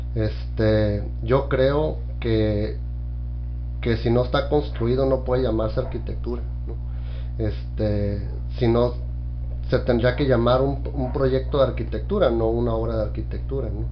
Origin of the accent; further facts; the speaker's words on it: Tijuana, Baja California, Mexico; soy un tijuanense apasionado